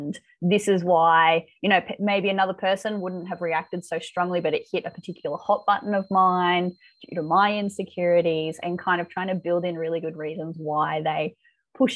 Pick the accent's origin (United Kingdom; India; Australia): Australia; accent: Aussie; my accent